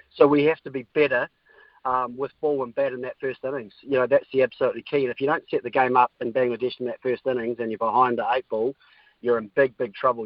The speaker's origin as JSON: {"language": "English", "country": "New Zealand", "said": "as a Kiwi"}